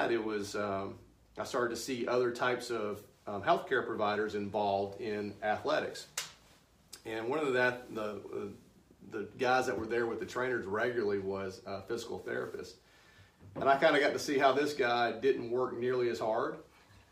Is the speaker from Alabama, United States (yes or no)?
yes; Anniston, Alabama, United States; moved away as an adult; now in Birmingham, United States; I'm from Anniston, so I had a practice there